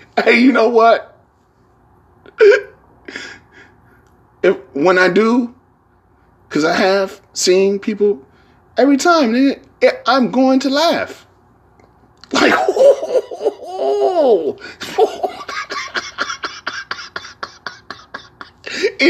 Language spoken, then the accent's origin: English; San Francisco, California, United States; San Francisco